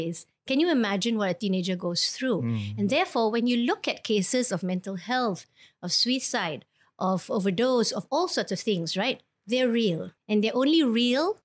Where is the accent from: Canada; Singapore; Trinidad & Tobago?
Singapore; I was born in Singapore